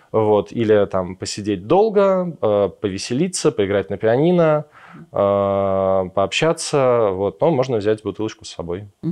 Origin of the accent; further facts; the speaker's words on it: Moscow, Russia; moved away as an adult; now in Yerevan, Armenia; мы все из Москвы